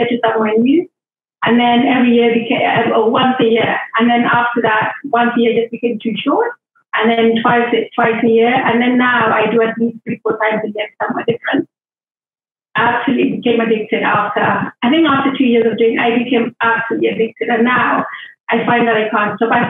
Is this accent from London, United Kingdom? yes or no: yes; London, United Kingdom; also born or lived in Uganda; I was born in Uganda, but I've lived most of my life in London